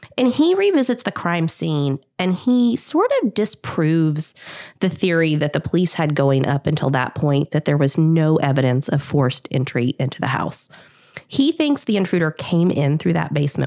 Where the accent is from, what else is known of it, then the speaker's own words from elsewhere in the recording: Kentucky, United States; now in Dallas, United States; I grew up in Kentucky